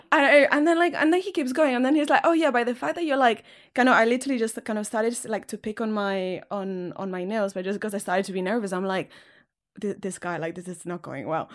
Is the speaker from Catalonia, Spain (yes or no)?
yes; Catalonia, Spain; English is a second language; moved away; I also speak Catalan because I'm from Catalonia. So with my family, I speak Catalan